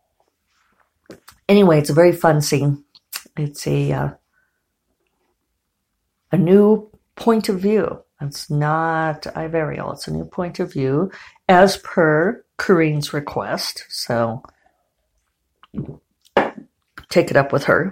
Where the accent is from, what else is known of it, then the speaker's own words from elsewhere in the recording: Colorado, United States; I grew up in Colorado